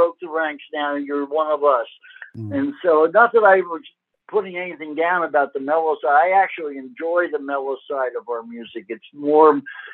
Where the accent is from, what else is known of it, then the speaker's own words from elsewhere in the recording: New York, United States; I grew up in New York.